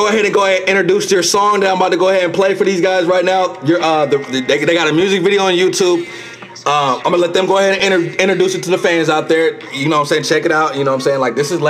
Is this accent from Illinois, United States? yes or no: yes; Chicago, Illinois, United States; I'm from the Midwest. Well, I mean, Minnesota's in the Midwest too, but I'm rooting for Iowa, of course, even though I'm from Chicago.